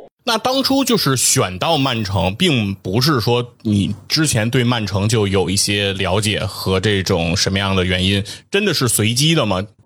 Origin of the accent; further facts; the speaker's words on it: China; 对于我们中国人来说，按我们的这个工资水平来讲，我们肯定是觉得比较高嘛